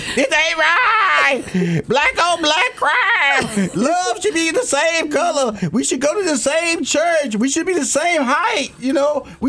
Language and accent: English; Houston, Texas, United States; I come from Fifth Ward, Texas. Okay. Typically, you know, I'm supposed to be just a guy who doesn't make it.